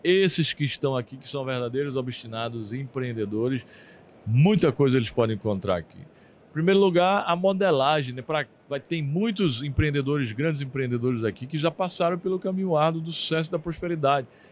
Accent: southern Paraíba, Brazil; sou do Sul, do Sul da Paraíba

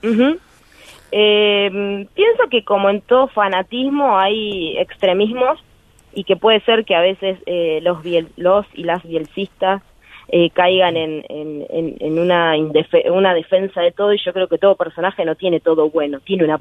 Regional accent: Berazategui, Buenos Aires Province, Argentina; also born or lived in Quilmes; nací en Quilmes, pero toda mi vida transcurrió en Berazategui

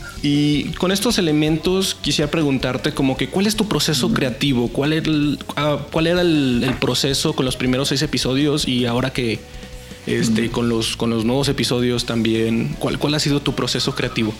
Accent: Saltillo, Coahuila, Mexico; Yo soy de Saltillo, Coahuila

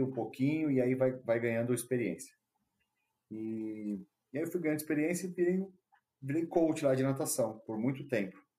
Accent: Brazil; also born or lived in Australia; a gente é brasileiro

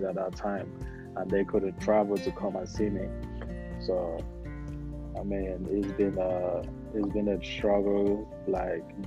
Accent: Imo, Nigeria; moved away as an adult; also born or lived in Utah; now in Texas, United States; I'm from Nigeria, and I grew up in the village, in Imo State, and I stayed there for about 17, 18 years before I moved out

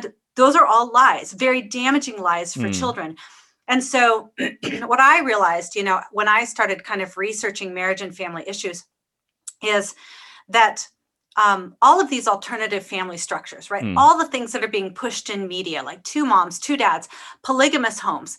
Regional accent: Pacific Northwest, United States; I grew up in the Pacific Northwest

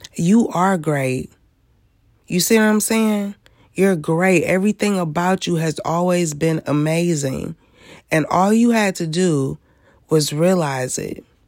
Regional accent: Michigan, United States; I am from Michigan

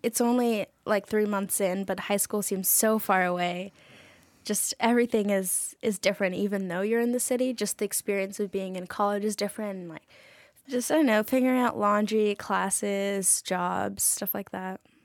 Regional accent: New York City, New York, United States; I'm from Astoria, Queens, so, like, forty minutes away from here with public transit. Um, yeah, I was born and raised there, so I'm New Yorker.

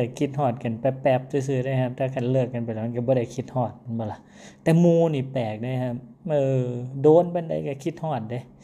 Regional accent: Isan, Thailand; ผมว่าคนอีสานเฮา

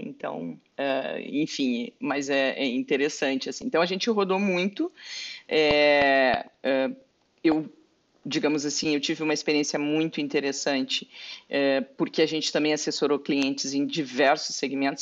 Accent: Pelotas, Rio Grande do Sul, Brazil; moved away as an adult; also born or lived in Porto Alegre; eu na verdade sou de Pelotas, nasci em Pelotas, né? Fui para Porto Alegre já com 18 anos

